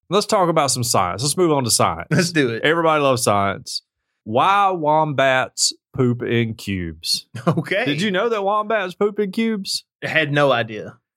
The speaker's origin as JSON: {"language": "English", "country": "United States", "said": "Just because I'm American"}